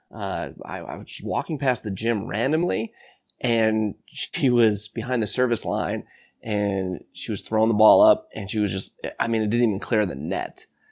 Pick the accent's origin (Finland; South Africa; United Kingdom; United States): United States; Buffalo Grove, Illinois; grew up uh, Buffalo Grove, Illinois, a northwest suburb of Chicago